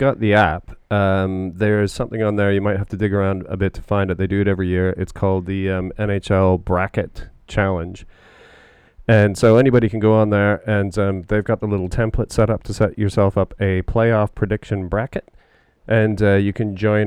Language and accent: English; Canada; growing up in Canada and playing a lot of hockey, you know, those of us that have grown up in North America